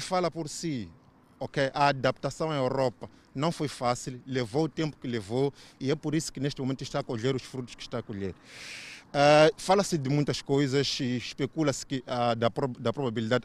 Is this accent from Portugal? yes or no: no; Mozambique; eu como moçambicano